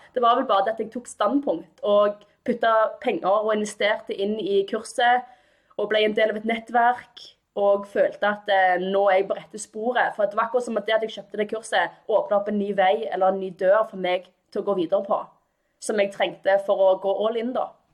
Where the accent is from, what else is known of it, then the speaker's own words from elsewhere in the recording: Stavanger, Rogaland, Norway; jeg kommer fra Stavanger. Jeg er født og oppvokst her